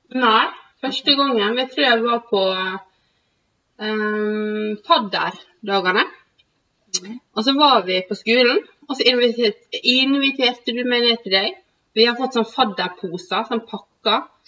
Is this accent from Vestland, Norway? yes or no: no; Sykkylven, Møre og Romsdal, Norway; Vi er fra samme bygd